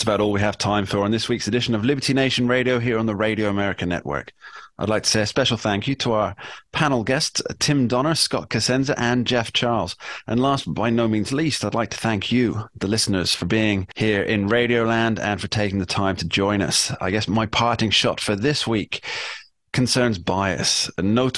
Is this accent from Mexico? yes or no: no; England, United Kingdom; I'm from England